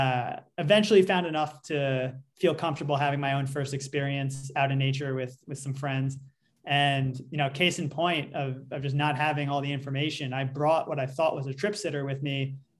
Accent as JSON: {"language": "English", "region": "New York", "country": "United States", "said": "Well, I'm coming from New York, which is a pretty, you know, liberal place, and people are somewhat open about this."}